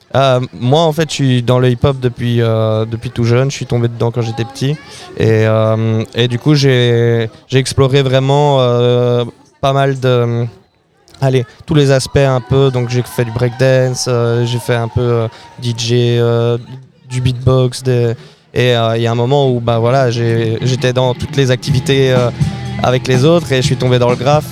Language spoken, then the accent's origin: French; Brussels, Brussels-Capital Region, Belgium; je suis bruxellois à la base.